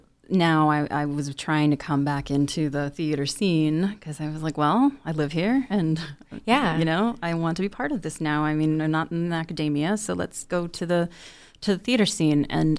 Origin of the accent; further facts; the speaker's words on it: Chicago, Illinois, United States; I'm from Chicago.